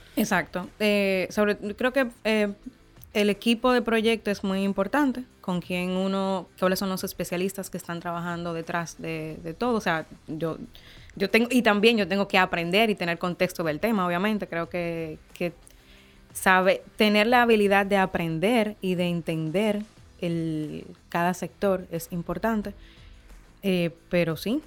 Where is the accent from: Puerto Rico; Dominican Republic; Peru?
Dominican Republic